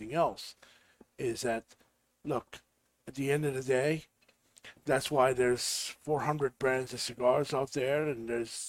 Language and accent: English; Syria; now in United States; I was born in Syria